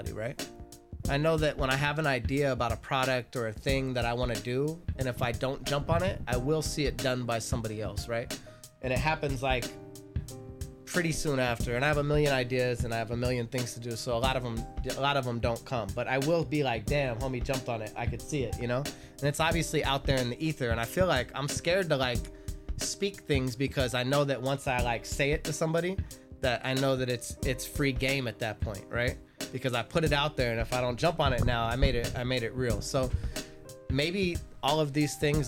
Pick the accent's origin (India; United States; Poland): United States; Los Angeles, California; I'm from Reseda.